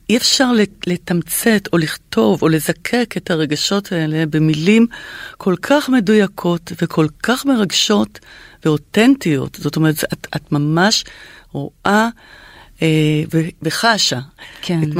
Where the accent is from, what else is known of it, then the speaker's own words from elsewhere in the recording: Israel; אני באה מבית אה, ישראלי כזה